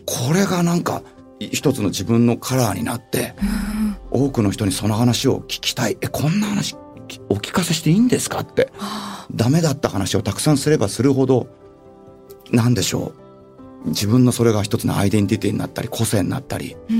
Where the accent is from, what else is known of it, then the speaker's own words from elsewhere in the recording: Tokyo, Japan; also born or lived in Gotemba, Shizuoka; 東京生まれなので